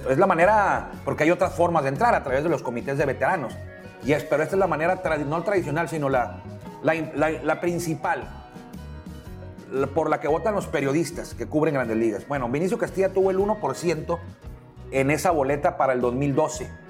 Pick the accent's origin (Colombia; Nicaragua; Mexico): Mexico; que yo soy mexicano